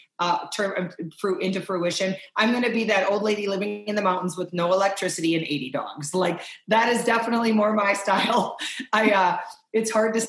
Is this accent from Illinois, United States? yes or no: no; Wisconsin, United States; I grew up in Wisconsin